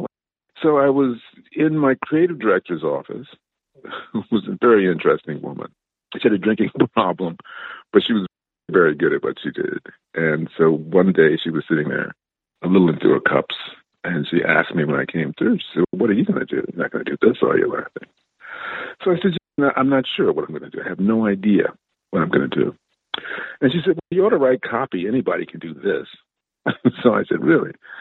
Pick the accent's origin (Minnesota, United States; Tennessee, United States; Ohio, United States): Ohio, United States; Cleveland; I grew up in Cleveland, Ohio